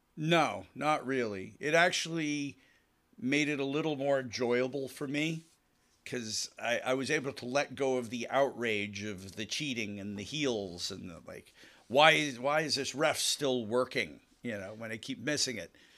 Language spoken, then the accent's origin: English; Western Pennsylvania, United States; a kid growing up in Western Pennsylvania